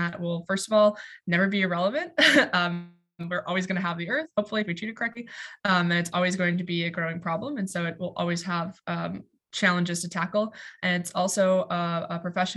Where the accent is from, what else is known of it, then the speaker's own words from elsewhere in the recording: Duluth, Minnesota, United States; moved away as an adult; now in Notre Dame, United States; I'm originally from Duluth, Minnesota